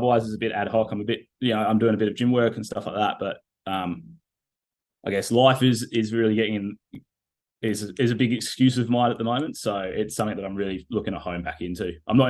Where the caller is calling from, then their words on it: Perth, Western Australia, Australia; I'm currently sitting to you in my office in Perth, Western Australia.